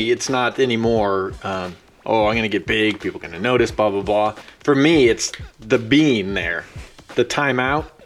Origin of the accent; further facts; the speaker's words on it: Central Valley, California, United States; I'm from the Central Valley of California